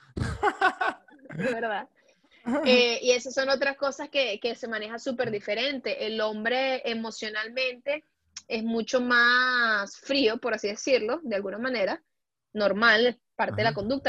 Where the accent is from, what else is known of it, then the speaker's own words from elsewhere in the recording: Venezuela; also born or lived in Puebla, Mexico; now in Europe; como decimos en Venezuela